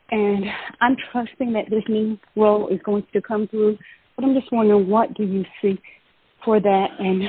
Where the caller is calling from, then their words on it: Georgia, United States; I'm calling from Georgia.